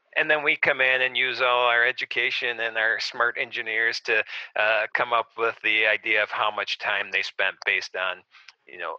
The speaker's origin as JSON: {"language": "English", "town": "Arlington Heights", "region": "Illinois", "country": "United States", "tie": "born or raised there", "said": "I grew up in Arlington Heights, a suburb of Chicago, and I still live in Arlington Heights"}